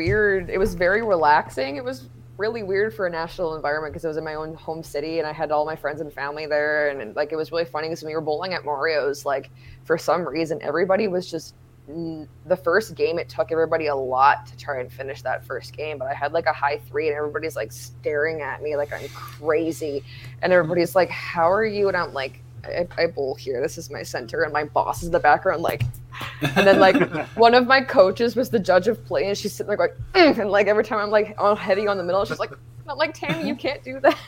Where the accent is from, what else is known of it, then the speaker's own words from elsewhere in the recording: Thunder Bay, Ontario, Canada; It was my rookie year in my hometown.